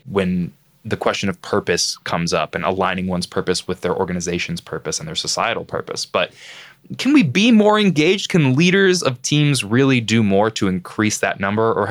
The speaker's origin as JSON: {"language": "English", "town": "Boston", "region": "Massachusetts", "country": "United States", "said": "being a Bostonian myself"}